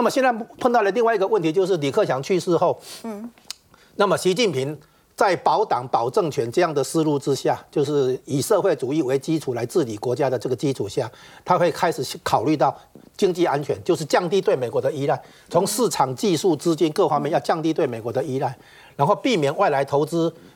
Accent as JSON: {"language": "Chinese", "country": "Taiwan", "said": "我们台湾这边"}